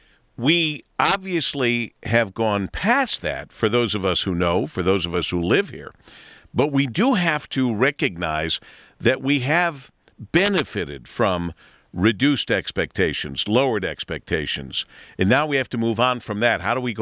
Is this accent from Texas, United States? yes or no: no; Detroit, Michigan, United States; we're from Detroit.